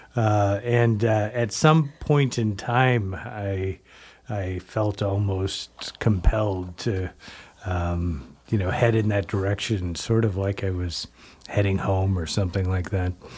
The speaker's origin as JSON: {"language": "English", "town": "Canby", "region": "Oregon", "country": "United States", "tie": "born or raised there", "moved": "yes", "said": "I grew up, uh, in Canby, Oregon"}